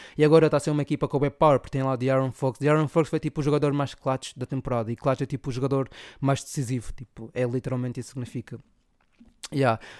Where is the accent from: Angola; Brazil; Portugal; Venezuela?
Angola; Zaire; Angola é de onde venho, e de onde venho eu sou